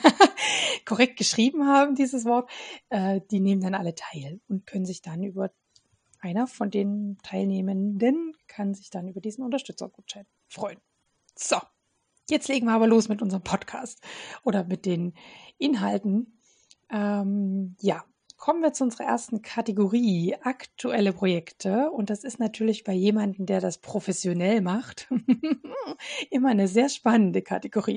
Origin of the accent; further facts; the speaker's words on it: Radebeul, Saxony, Germany; in meiner Heimatstadt Radebeul, was übrigens neben Dresden liegt